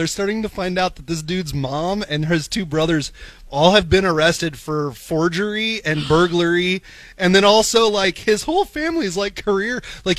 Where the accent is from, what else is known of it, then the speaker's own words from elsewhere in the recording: Independence, Missouri, United States; also born or lived in Kansas City; as a person from Independence, Missouri, I was born in Kansas City.